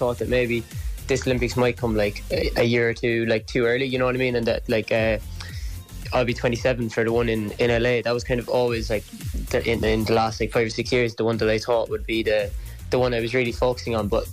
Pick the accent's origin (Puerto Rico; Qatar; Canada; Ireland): Ireland; Cork, Munster; moved away as an adult; now in Dublin, Ireland; I'm from Cork, but I was in UCD